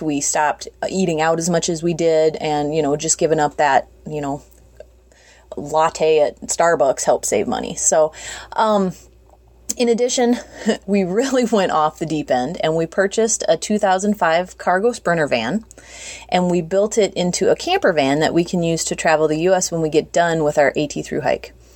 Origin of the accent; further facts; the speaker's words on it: United States; moved away as an adult; also born or lived in South Carolina; now in South Dakota, United States; We've lived in South Carolina for the last decade, but we're originally from the Minnesota South Dakota area